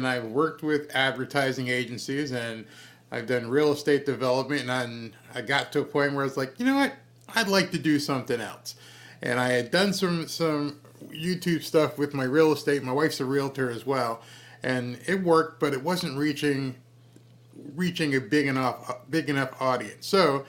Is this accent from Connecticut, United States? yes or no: yes; Connecticut, United States; moved away; I came from Connecticut.